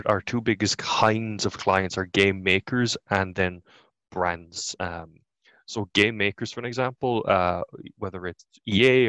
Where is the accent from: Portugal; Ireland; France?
Ireland; we as Irish people